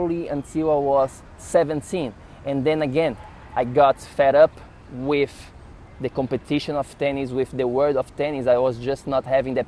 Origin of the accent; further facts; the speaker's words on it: Florianópolis, Santa Catarina, Brazil; moved away as an adult; also born or lived in São Paulo, Brazil / New York City, United States; I went from my hometown, Florianópolis, to the big city of São Paulo in Brazil